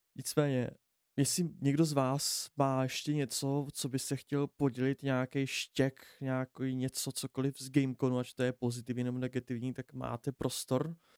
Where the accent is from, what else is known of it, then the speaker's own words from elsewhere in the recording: Pardubice, Pardubice Region, Czechia; všichni jsme tady od z Pardubic